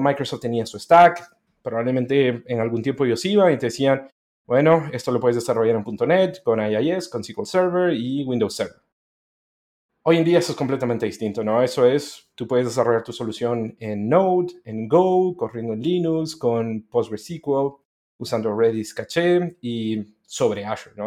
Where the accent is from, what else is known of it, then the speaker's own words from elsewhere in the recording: Guatemala; moved away as an adult; also born or lived in Honduras; now in Chile; nací en Honduras hace varios años ya, pero em, estuve ocho años en Honduras y luego me crié en Guatemala